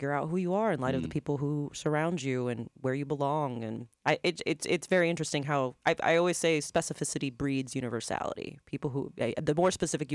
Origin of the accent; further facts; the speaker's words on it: Lakeland, Florida, United States; also born or lived in Puerto Rico; I was born in Puerto Rico, but I grew up in Lakeland